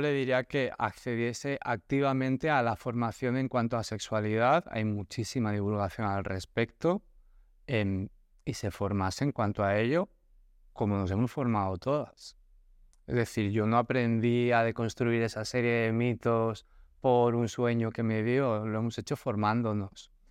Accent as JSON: {"language": "Spanish", "town": "Barcelona", "region": "Catalonia", "country": "Spain", "tie": "born or raised there", "moved": "as an adult", "lives_now": "Cádiz, Spain", "said": "yo, que nací en Barcelona, me mudé a vivir a Cádiz"}